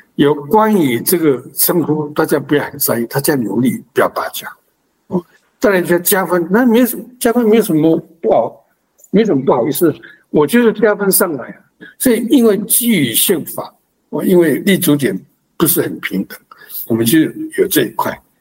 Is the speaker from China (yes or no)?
no; Amis homeland, Taiwan; 所以我们阿弥祖的传说就是来自百里浪